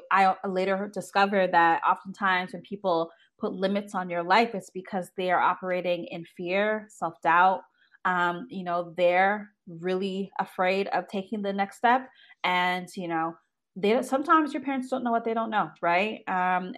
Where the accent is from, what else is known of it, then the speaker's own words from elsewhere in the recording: Toronto, Ontario, Canada; I was born and raised in Toronto, Canada, traditional two-parent household